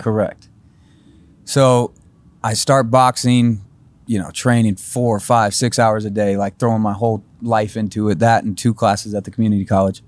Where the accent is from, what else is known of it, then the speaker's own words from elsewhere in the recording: Carmel, Indiana, United States; moved away as an adult; also born or lived in Fishers, Indiana; now in Nashville, United States; Carmel, Indiana